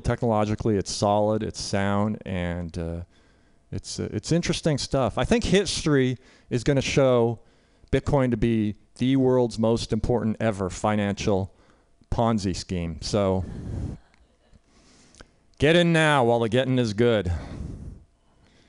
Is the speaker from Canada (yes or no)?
yes; Canada; now in United States; So I'm Canadian. I grew up in Canada